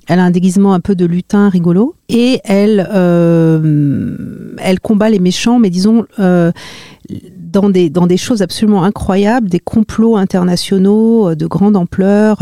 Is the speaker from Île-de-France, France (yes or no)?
yes; Marly-le-Roi, Île-de-France, France; j'ai grandi euh, en région parisienne, euh, dans les Yvelines, à Marly-le-Roi